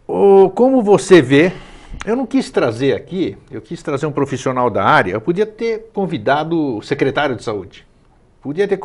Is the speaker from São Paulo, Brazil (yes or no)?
yes; São Paulo, Brazil; now in Florianópolis, Brazil; Eu estou aqui em Florianópolis fazem 20 anos. Eu vim de São Paulo, vim de um centro grande